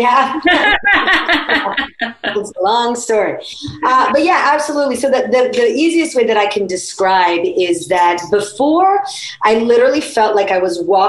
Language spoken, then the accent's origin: English; Italy; moved away; I grew up in Italy